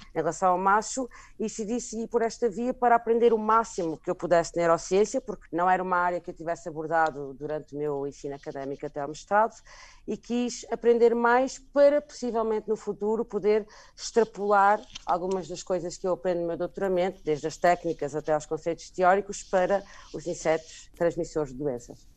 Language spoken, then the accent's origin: Portuguese; Portugal; also born or lived in Germany / Angola; nasci na Alemanha, eh, mas sou angolana. Eh, depois, eventualmente, com sete anos, vim para Portugal